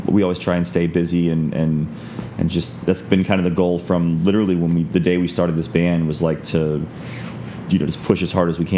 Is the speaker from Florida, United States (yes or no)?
yes; Florida, United States; we're from Florida